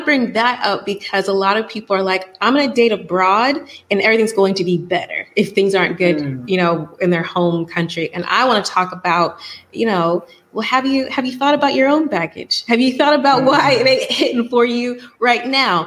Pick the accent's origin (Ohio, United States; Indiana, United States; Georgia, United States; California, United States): Georgia, United States; Atlanta; moved away as an adult; I'm from Atlanta.